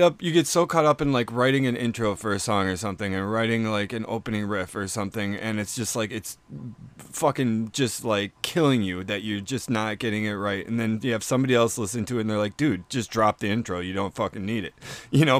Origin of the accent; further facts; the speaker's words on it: Milwaukee, Wisconsin, United States; I, I grew up in Bayview